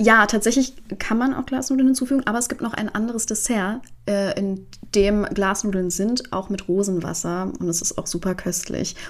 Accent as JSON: {"language": "German", "country": "Iran"}